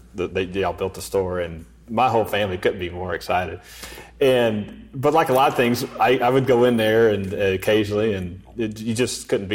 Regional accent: Garland, Texas, United States; now in Sachse, United States; I'm from Garland

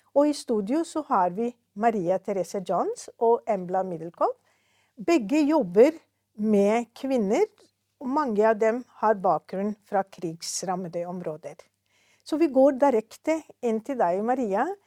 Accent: Lebanon; Norwegian is a second language; now in Norway; Jeg er palestiner, men født og vokst opp som flyktninger i Libanon.

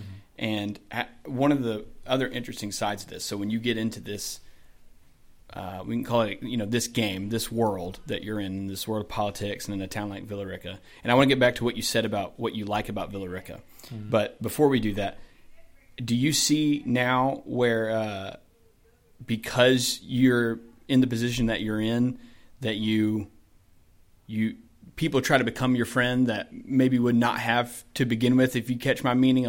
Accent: Douglasville, Georgia, United States; So I grew up in Douglasville, just like you, for the most part. And I went to Chapel Hill High School. Like I was a Douglasvillian or whatever

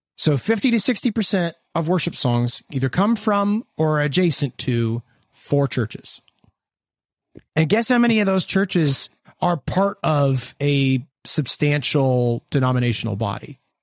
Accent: Hamilton, Ontario, Canada; we're from Hamilton, Ontario, Canada.

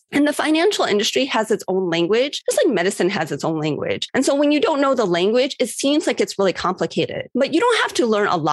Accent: Cleveland, Ohio, United States; I was in Cleveland, Ohio, which was my hometown

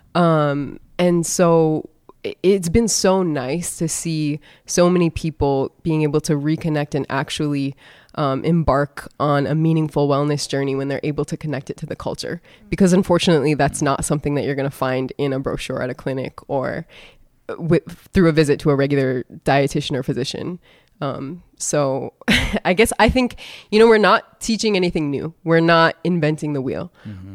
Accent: North Dakota, United States; moved away as an adult; also born or lived in East Coast; now in Phoenix, United States; I was born and raised in the area that is now known as North Dakota

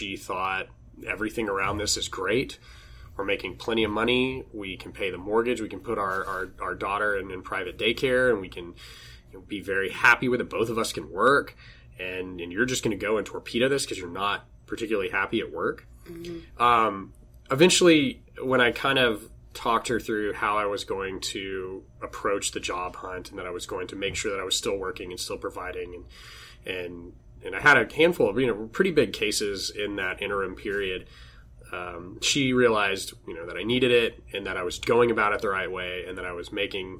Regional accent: San Angelo, Texas, United States; now in Austin, United States; guys that I grew up with back in my hometown

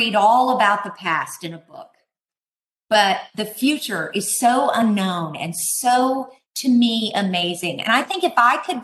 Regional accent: Texas, United States; We here in my home state of Texas

